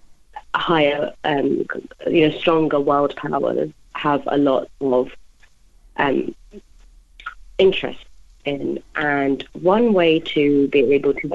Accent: London, United Kingdom; I grew up in London

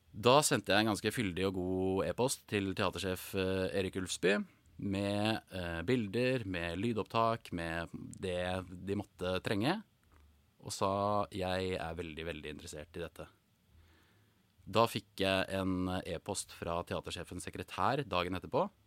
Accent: Norway; moved away as an adult; also born or lived in England; da hadde jeg vært hjemme i Norge to ganger tidligere

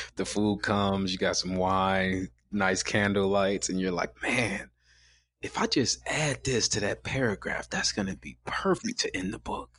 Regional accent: Chicago, Illinois, United States; I'm from Chicago. So black guys from Chicago

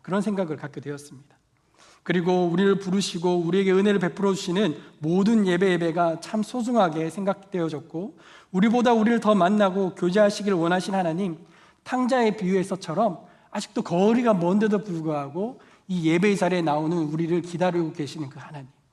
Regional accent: Daegu, South Korea; moved away; 방학 때 제가 대구 고향집에 내려간

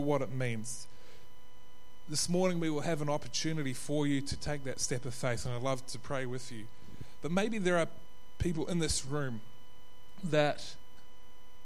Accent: New Zealand; now in Australia; I'm from New Zealand

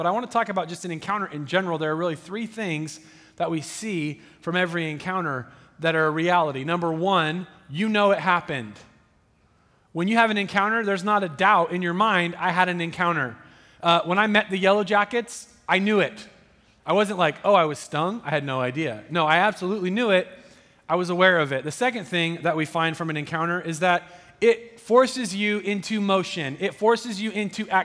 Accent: Southern Oregon, United States; I grew up in Southern Oregon

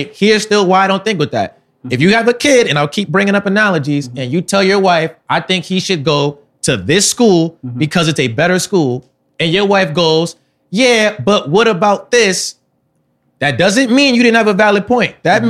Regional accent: Atlanta, Georgia, United States; because I'm from Atlanta, I have to blow up in Atlanta.

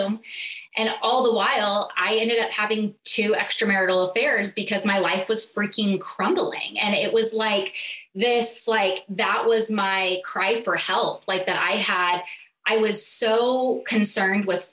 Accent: California, United States; moved away as an adult; also born or lived in Southeast Missouri; So I moved from California to Missouri, which was beyond a culture shock for me

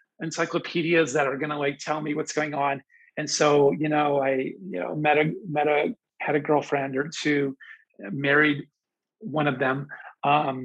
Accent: Pennsylvania, United States; I grew up in Pennsylvania

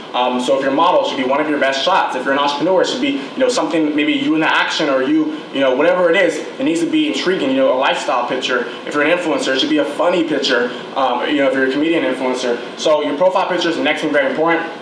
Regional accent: Irvine, California, United States; I'm from Irvine

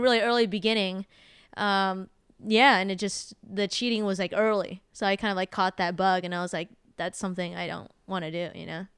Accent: San Jose, California, United States; moved away as an adult; now in Los Angeles, United States; just living in a small town growing up in San Jose

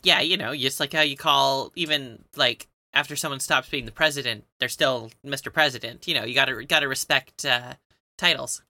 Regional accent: Canada; we're Canadian

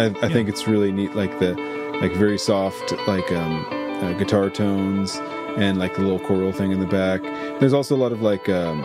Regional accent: Alaska, United States; I was born in Alaska

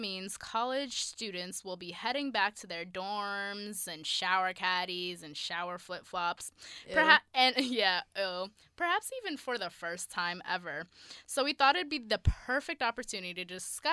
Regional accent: Washington, District of Columbia, United States; As a girl coming from the hood adjacent part of DC

